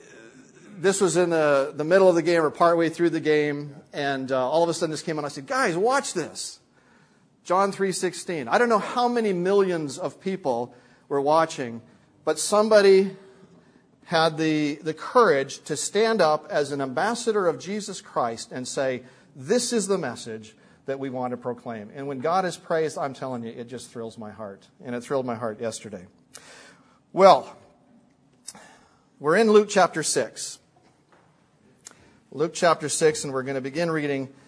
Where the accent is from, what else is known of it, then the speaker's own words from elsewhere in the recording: Canada; I'm a Canadian